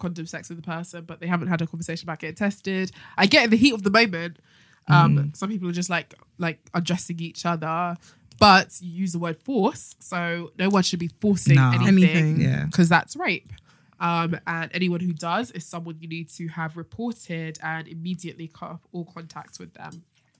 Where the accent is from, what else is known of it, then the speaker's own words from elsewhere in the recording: Enfield, London, United Kingdom; I'm from Enfield.